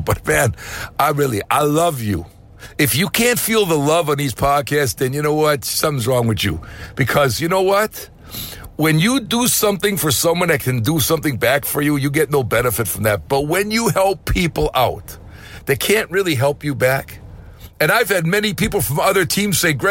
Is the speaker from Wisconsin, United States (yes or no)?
yes; Wisconsin, United States; also born or lived in Costa Rica; now in Florida, United States; I bought a home in Florida when I grew up in Wisconsin